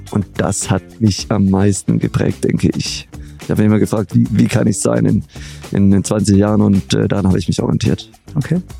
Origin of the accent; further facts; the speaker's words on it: Göppingen, Baden-Württemberg, Germany; Ich komme aus der Perle Europas, Baden-Württemberg und zwar aus Göppingen bei Stuttgart.